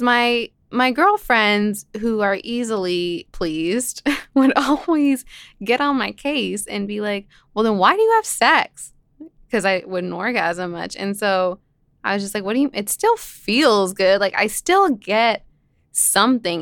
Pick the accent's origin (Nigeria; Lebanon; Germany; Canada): Lebanon; moved away; I'm from Lebanon